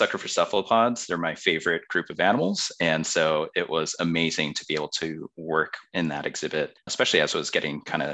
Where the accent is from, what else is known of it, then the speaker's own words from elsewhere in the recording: outside of Chicago, Illinois, United States; moved away; I grew up outside of Chicago